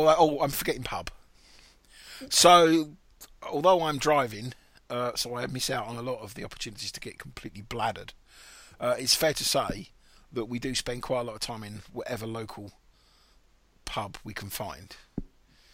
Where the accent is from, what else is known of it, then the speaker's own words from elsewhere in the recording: England, United Kingdom; we're all English